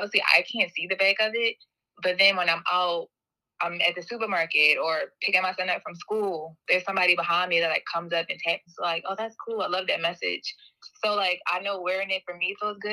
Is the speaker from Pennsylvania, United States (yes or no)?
yes; Philadelphia, Pennsylvania, United States; moved away as an adult; now in Portland, United States; from Philadelphia